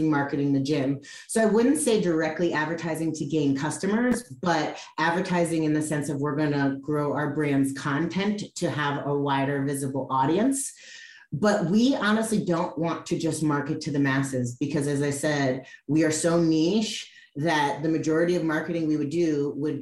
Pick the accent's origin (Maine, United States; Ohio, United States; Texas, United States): Ohio, United States; Cleveland; now in California, United States; I'm actually from the Midwest, I'm from Cleveland